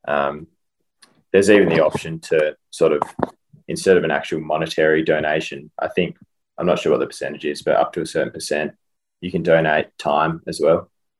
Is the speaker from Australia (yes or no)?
yes; Western Australia, Australia; moved away; I'm from Western Australia originally, really resource rich sort of place.